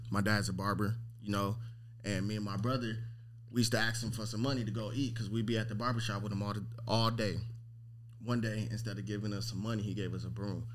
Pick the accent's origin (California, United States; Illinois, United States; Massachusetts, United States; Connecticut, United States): California, United States; Long Beach; I'm from Long Beach, California